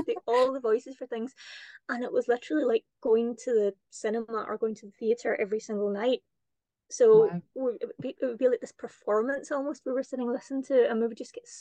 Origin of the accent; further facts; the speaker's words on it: Kirkintilloch, Scotland, United Kingdom; moved away as an adult; also born or lived in Cameroon / Malawi / China; where I grew up in Kirkintilloch